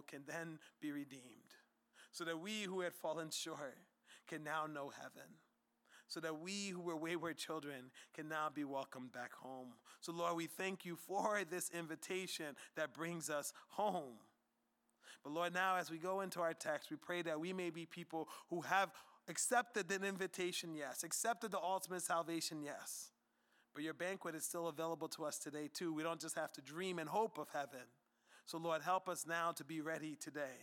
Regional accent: United States; us as American Christians

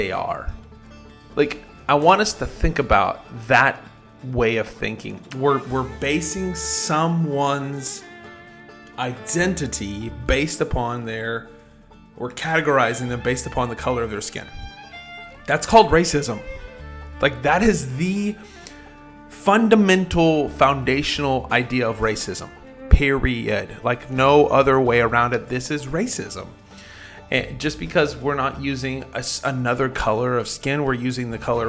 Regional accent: Oklahoma, United States; in my hometown, here in Oklahoma

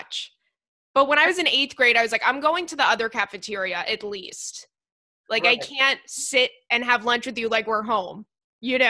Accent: Long Island, New York, United States; I'm from Long Island, every like kid in middle school, high school would go hang out

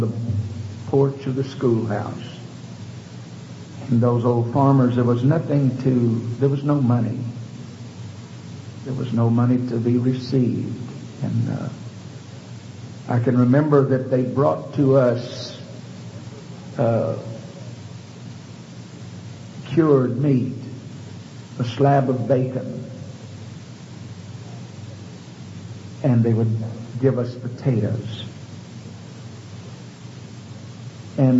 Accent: Houston, Texas, United States; growing up in Houston

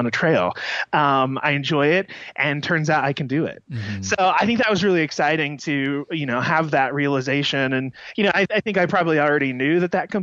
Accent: United States; I grew up outside of Kansas City

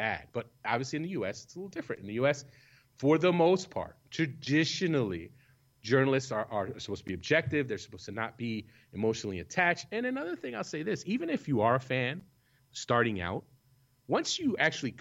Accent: United States; I am an American

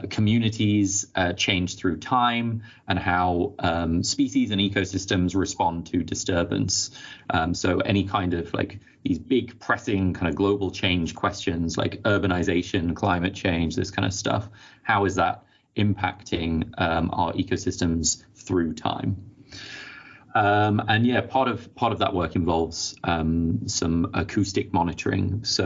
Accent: Nottingham, East Midlands, United Kingdom; moved away as an adult; also born or lived in Dublin, Ireland; now in Okinawa, Japan; I'm originally from Nottingham in the UK. Did my PhD in Trinity College Dublin in Ireland, and then I'm now a postdoc in Japan.

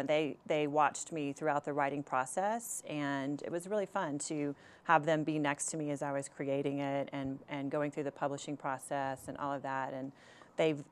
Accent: Texas, United States; moved away as an adult; also born or lived in California; I grew up in Texas and went to college in Texas and kind of grew up in a Southern family

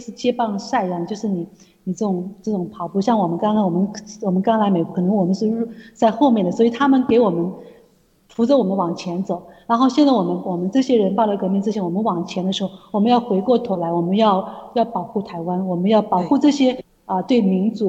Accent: China; 因为我们刚刚从那时候刚刚从大陆来的时候，他他我们跟台湾人这些正徒在一起聚会。

